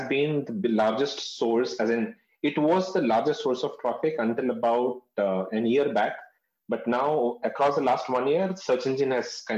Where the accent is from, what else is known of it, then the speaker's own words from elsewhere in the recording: North India, India; I'm from South India. But I've been born and brought up in North India